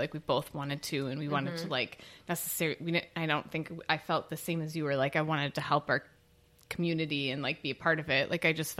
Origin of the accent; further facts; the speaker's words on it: Oshkosh, Wisconsin, United States; I grew up in Oshkosh